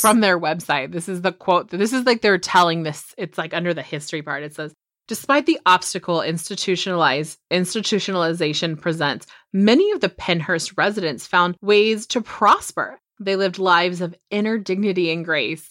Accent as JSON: {"language": "English", "town": "Chester", "region": "California", "country": "United States", "tie": "born or raised there", "said": "I'm from Chester, California, like, that's where I was born."}